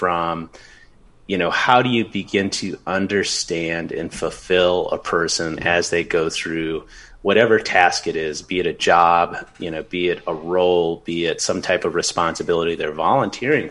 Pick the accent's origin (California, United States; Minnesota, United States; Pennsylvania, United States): Minnesota, United States; now in Los Angeles, United States; my home state of Minnesota